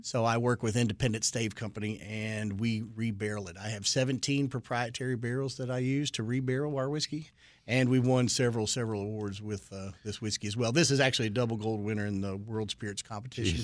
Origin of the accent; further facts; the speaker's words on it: Kentucky, United States; being born and raised in Kentucky